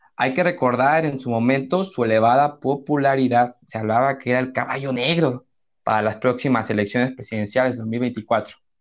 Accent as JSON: {"language": "Spanish", "country": "Mexico", "said": "somos como mexicanos"}